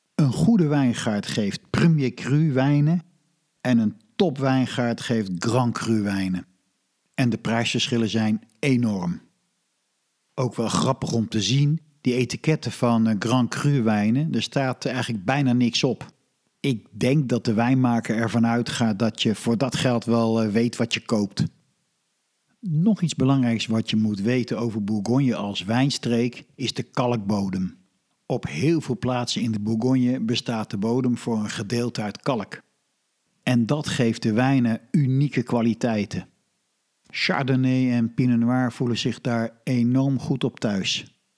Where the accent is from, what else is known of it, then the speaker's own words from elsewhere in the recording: Netherlands; als Nederlander